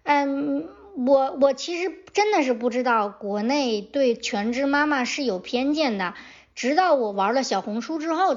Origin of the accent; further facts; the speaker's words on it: China; 我从我小的时候在野山坡长大，就是呃那种破败的长城，破败的长城脚底下长大。